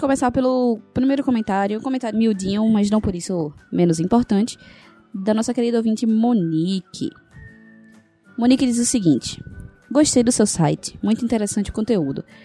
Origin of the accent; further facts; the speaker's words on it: Recife, Pernambuco, Brazil; sou de Recife